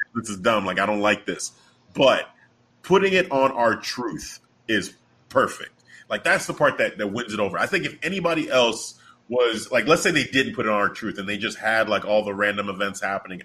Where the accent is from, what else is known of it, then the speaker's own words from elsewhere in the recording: Chicago, Illinois, United States; I was born and raised in Chicago